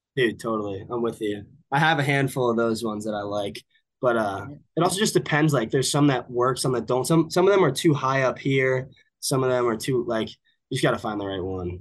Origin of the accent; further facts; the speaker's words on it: Villanova, Pennsylvania, United States; also born or lived in California / Boston, Massachusetts; now in Texas, United States; I grew up probably probably about an hour from you if you're in northern New Jersey in Villanova, Pennsylvania